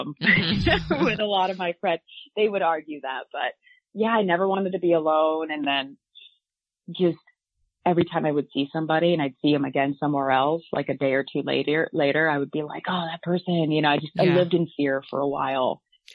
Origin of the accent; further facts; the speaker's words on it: Iowa, United States; growing up in Iowa, and I mean, I'm talking super small town